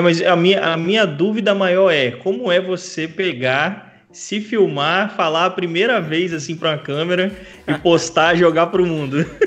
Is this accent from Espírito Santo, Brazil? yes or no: yes; Vila Velha, Espírito Santo, Brazil; moved away as an adult; now in Porto, Portugal; de Vila Velha e Vitória, que é de onde eu vim no Espírito Sério, Santo